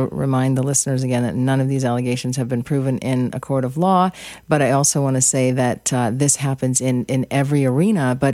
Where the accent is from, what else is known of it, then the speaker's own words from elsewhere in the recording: Ireland; We're both Irish girls.